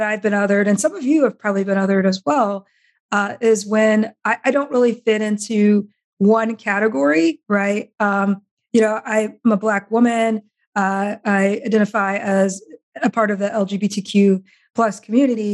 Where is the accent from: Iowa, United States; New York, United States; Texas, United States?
Iowa, United States; I grew up in Iowa